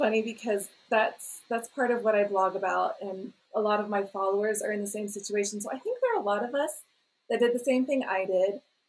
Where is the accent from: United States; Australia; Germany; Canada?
United States; North Carolina; moved away as an adult; now in Peru; I grew up in North Carolina. Nobody in my family speaks Spanish.